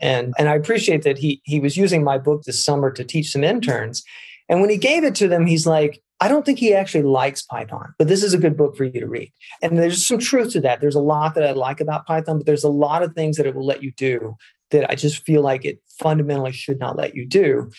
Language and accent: English; Mississippi, United States; now in Tucson, United States; I'm from Mississippi.